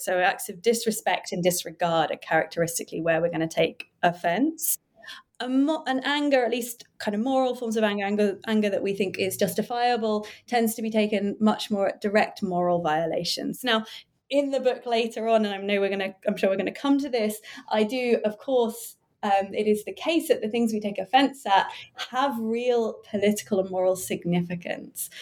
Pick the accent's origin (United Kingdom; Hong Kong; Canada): United Kingdom; also born or lived in Cambridge; I was born near London and studied in Cambridge, and now I work in London